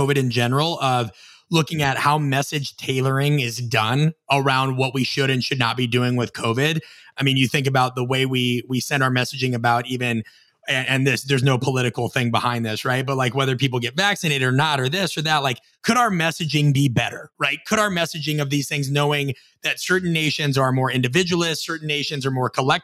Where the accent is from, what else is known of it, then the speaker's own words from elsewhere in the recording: Midwest, United States; I'm from the Midwest